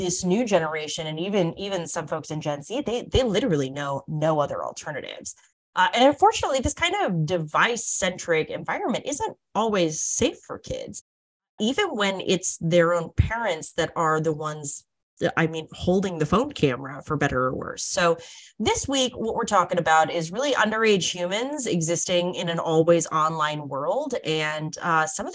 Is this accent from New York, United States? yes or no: no; North Dakota, United States; from my home state, Danielle's home state, the wonderful frozen north of North Dakota